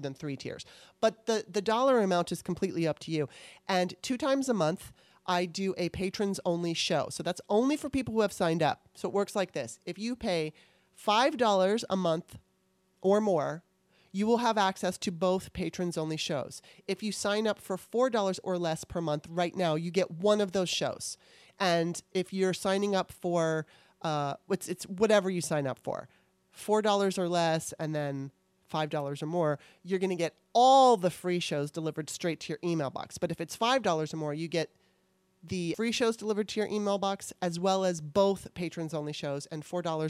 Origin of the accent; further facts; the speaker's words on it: California, United States; moved away as an adult; now in Maryland, United States; I lived in California most of my life